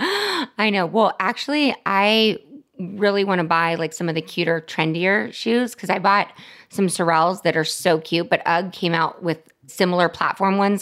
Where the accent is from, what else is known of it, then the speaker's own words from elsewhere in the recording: Los Angeles, California, United States; growing up in Hollywood